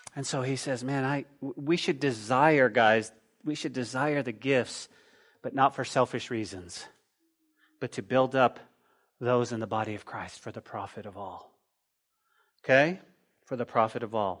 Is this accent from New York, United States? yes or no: no; Texas, United States; we're from Texas